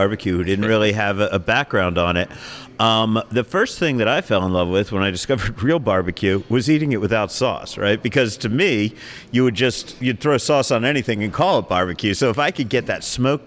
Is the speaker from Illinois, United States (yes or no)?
no; New Jersey, United States; also born or lived in Brooklyn; now in Las Vegas, United States; I grew up in South Jersey